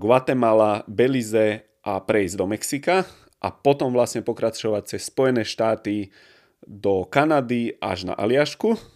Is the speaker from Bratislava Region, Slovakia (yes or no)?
yes; Bratislava, Bratislava Region, Slovakia; u nás v Bratislave